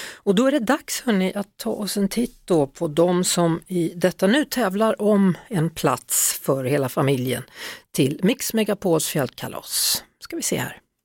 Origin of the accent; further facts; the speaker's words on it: Västergötland, Västra Götaland, Sweden; moved away; Nu ska vi till mina hemtrakter här minsann. Vi ska till Västergötland och Kvänum